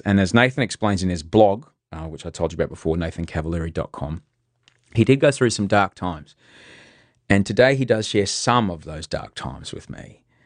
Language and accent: English; Brisbane, Queensland, Australia; now in Sydney, Australia; I grew up in well, most of it in Brisbane